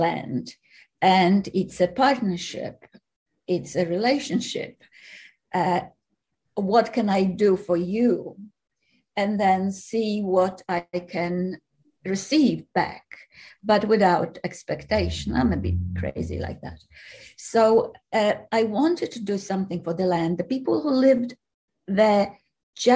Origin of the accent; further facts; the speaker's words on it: Poland; now in Australia; I was born in Poland, for the record, and I lived here for, well, now nearly 40 years